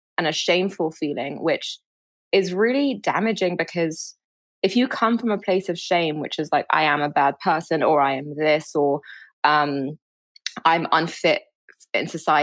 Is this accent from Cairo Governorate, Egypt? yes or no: yes; Cairo, Cairo Governorate, Egypt; I grew up in Cairo